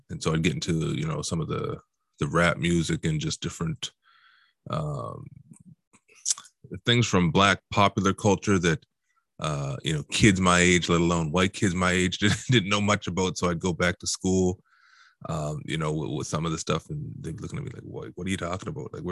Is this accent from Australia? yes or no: no; Halifax, Nova Scotia, Canada; also born or lived in Dartmouth / Truro; like I said, I grew up in Halifax, Dartmouth, and Truro, so to me, it just sort of blends in as one.